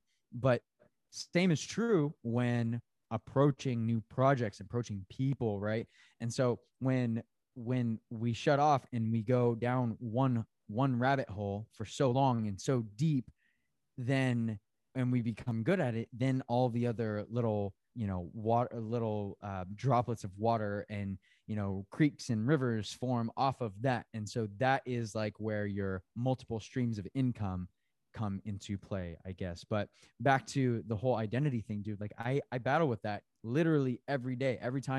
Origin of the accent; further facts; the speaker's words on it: Tempe, Arizona, United States; I came from, you know, I grew up in Tempe, Arizona city, right? But I also rodeoed.